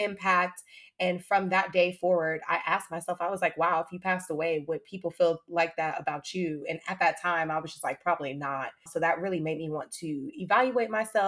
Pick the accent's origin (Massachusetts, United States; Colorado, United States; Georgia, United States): Georgia, United States; Atlanta; also born or lived in Hampton, Virginia; I moved back to my hometown, shout out to Atlanta